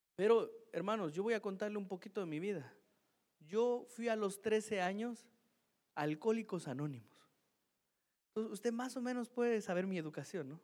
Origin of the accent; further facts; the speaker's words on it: Mexico; Soy mexicano, yo no fui criado así